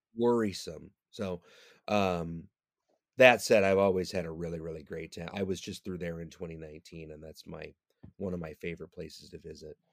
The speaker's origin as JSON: {"language": "English", "town": "Detroit", "region": "Michigan", "country": "United States", "tie": "born or raised there", "moved": "yes", "lives_now": "New York, United States", "said": "I was born in Detroit, Michigan"}